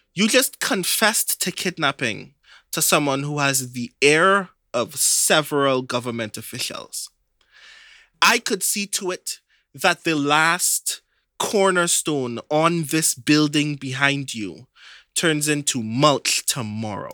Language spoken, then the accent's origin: English; Trinidad & Tobago; I'm from Trinidad.